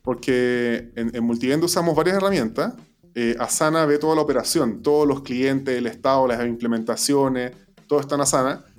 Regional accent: Chile; moved away; pasé mi, vida antes, mi vida en Chile.

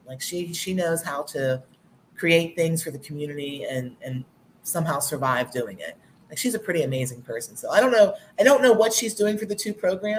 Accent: Pittsburgh, Pennsylvania, United States; now in Conshohocken, United States; I'm originally from Pittsburgh. So when I moved out towards this area

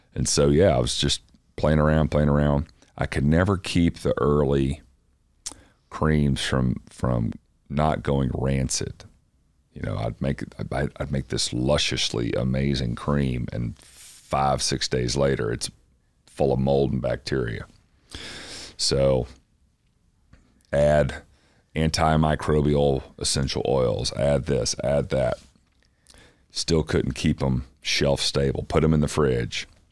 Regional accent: Athens, Tennessee, United States; East Tennessee, little town called Athens, that is uh, halfway between Knoxville and Chattanooga

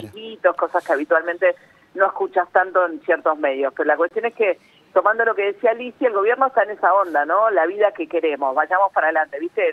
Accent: Argentina; nosotros como argentinos

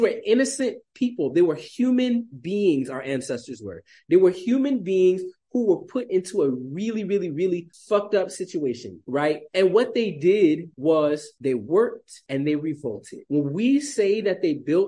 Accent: South Carolina, United States; moved away as an adult; now in Burkina Faso; I grew up in South Carolina, which, in the Lowcountry of South Carolina

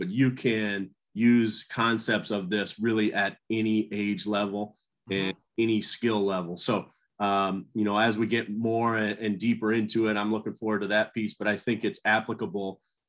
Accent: Cedar Falls, Iowa, United States; I grew up in Iowa. I played for a Hall of Fame high school coach, Jerry Slykus, at Cedar Falls High School in Iowa.

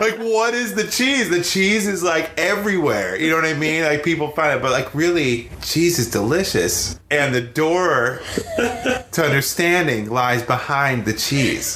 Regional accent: Wisconsin, United States; I grew up in Wisconsin

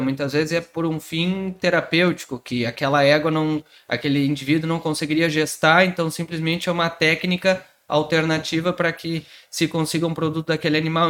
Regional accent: Pelotas, Rio Grande do Sul, Brazil; sou daqui de Pelotas, fiz faculdade aqui.

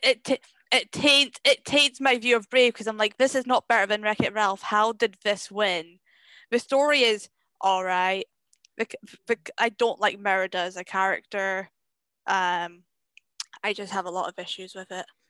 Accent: Scotland, United Kingdom; I am Scottish. I am a Scottish person

